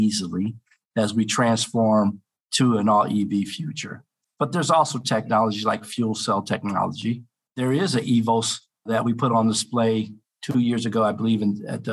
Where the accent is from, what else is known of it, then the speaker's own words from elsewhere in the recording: Cleveland, Ohio, United States; just outside of Cleveland, Ohio, which is my hometown.